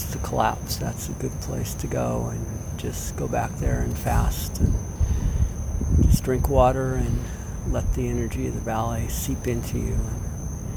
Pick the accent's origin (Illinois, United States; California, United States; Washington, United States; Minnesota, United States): Washington, United States; Seattle; This is growing up in Seattle